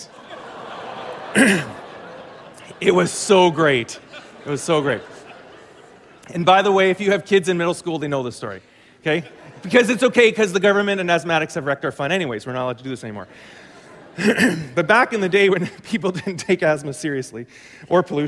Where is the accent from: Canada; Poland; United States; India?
Canada; Glenlea, Manitoba; my farm that I grew up on was in Glen Lee, right on Highway 75